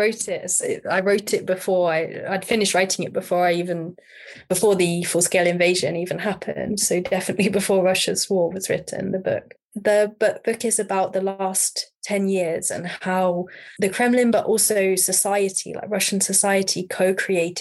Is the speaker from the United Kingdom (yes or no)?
yes; United Kingdom; I'm British.